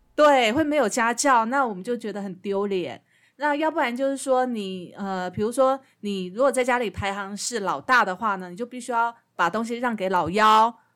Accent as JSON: {"language": "Chinese", "country": "Taiwan", "said": "我们台湾人也被养成了一种，那种温良恭俭让的"}